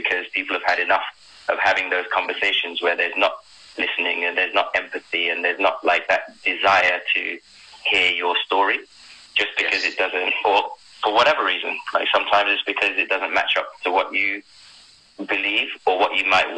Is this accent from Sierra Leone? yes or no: yes; Sierra Leone; now in United Kingdom; when I first moved to UK, because I was born in Sierra Leone